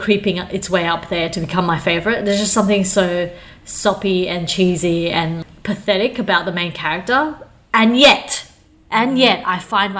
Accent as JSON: {"language": "English", "town": "Changhua", "region": "Changhua County", "country": "Taiwan", "moved": "yes", "lives_now": "Australia", "said": "I'm from Zhanghua. Helen and I, our family are from Zhanghua."}